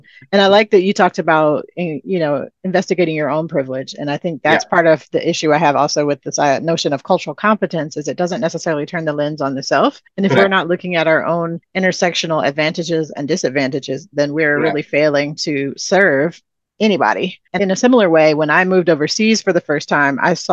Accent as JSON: {"language": "English", "country": "United States", "said": "you're from the US"}